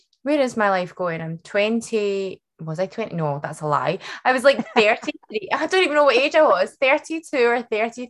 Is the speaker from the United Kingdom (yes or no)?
yes; Scotland, United Kingdom; also born or lived in Vancouver; I was born and bred in Scotland